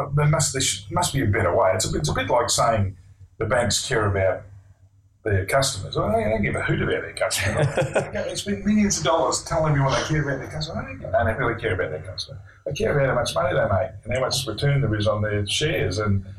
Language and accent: English; Australia; Yeah, but we're cricket lovers. As most Australian men are, I suppose.